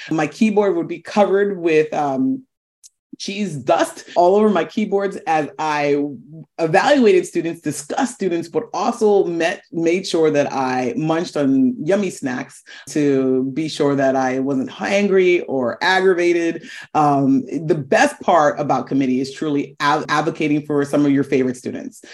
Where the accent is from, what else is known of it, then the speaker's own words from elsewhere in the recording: Florida, United States; moved away as an adult; also born or lived in upstate New York / Boston, Massachusetts; I grew up in Florida.